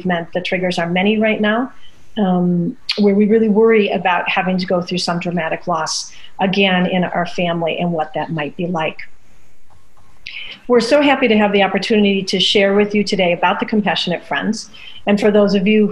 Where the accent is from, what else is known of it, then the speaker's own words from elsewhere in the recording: Midwest, United States; Growing up in the Midwest